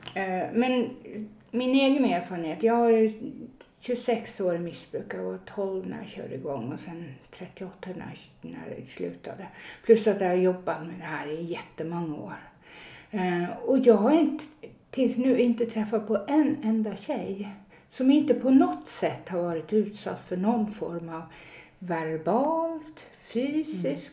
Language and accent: Swedish; Northern Norway, Norway; moved away as an adult; now in Stockholm, Sweden; jag är ju född och uppvuxen i Norge. Eh, ganska högt upp i nord, Nordnorge, men, eh, jag är född i södra Norge